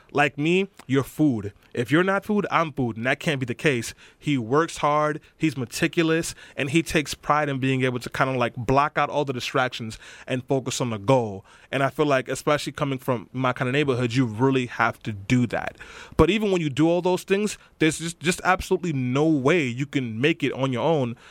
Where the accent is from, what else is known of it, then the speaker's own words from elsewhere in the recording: New York City, New York, United States; I grew up in East New York and Brownsville.